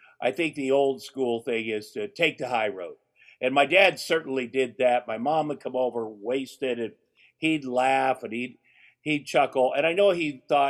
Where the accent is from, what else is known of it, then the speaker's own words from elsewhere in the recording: Ottumwa, Iowa, United States; moved away; my hometown of Ottumwa, Iowa